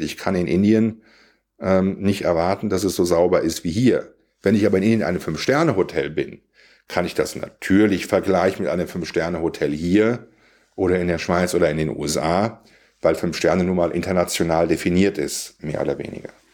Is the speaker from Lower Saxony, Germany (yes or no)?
no; Siegerland, North Rhine-Westphalia, Germany; ich komme aus dem Siegerland